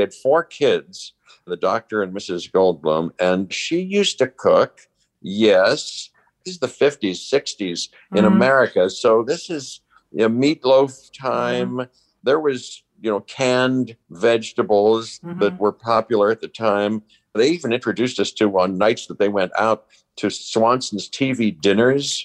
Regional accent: Pittsburgh, Pennsylvania, United States; I grew up in Pittsburgh

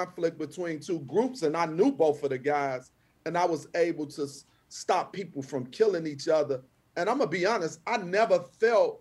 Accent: Chicago, Illinois, United States; I'm from the Austin community, which is numerically the most violent community in Chicago

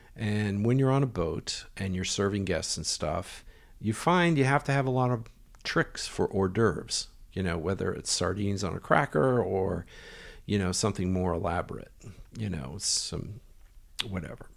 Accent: United States; moved away; being American

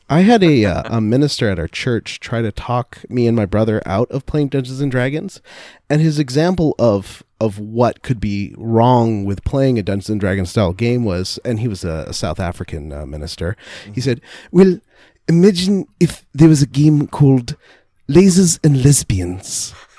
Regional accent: Canada; as a Canadian

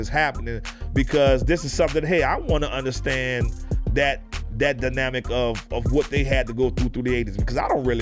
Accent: New Orleans, Louisiana, United States; now in Houston, United States; when I moved from New Orleans to Houston, I had never seen a Mexican a day in my life, ever. All I saw was Black and white growing up in New Orleans.

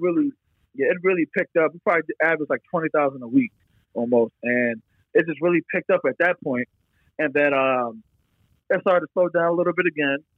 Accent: Bucks County, Philadelphia area, Pennsylvania, United States; I'm from the Philadelphia area. I've lived in Philadelphia for over ten years, and I'm not born in Philadelphia, but I'm born in like Bucks County.

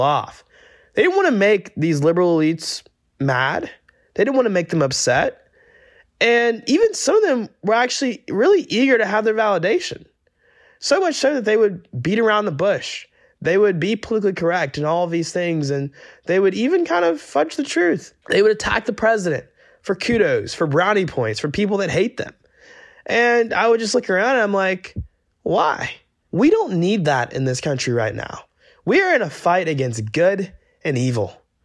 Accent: Georgia, United States; moved away; my home state of Georgia

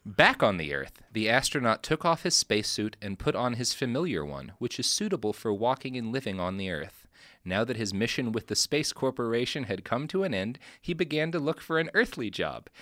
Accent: Texas, United States; I come from Texas

